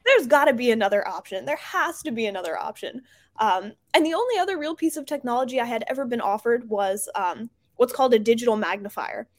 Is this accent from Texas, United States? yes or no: no; New Jersey, United States; now in Baltimore, United States; I'm originally from New Jersey